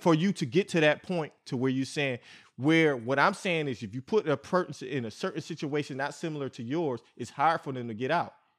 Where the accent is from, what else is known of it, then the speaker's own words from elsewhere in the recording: New York, United States; I'm from New York, man. I'm from New York